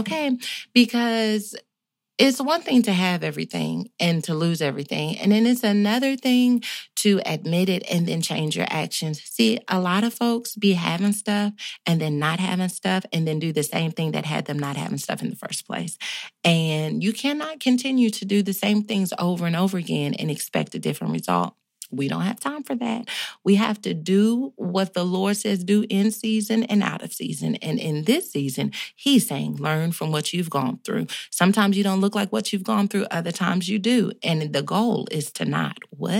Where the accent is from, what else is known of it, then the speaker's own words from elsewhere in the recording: North Carolina, United States; I'm from North Carolina. My grandmama and my mama taught me how to cook.